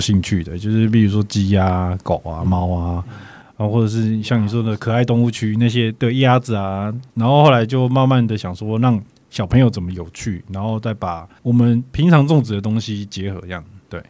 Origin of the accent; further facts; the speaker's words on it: Yilan County, Taiwan; also born or lived in South Africa; 我们台湾人